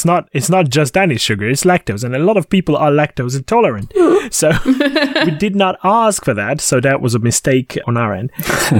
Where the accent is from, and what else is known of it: Hungary; born or raised there